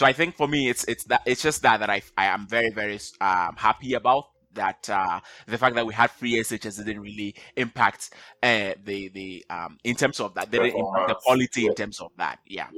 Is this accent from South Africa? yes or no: no; Ghana; now in Canada; So I'm originally from Ghana. I live in Canada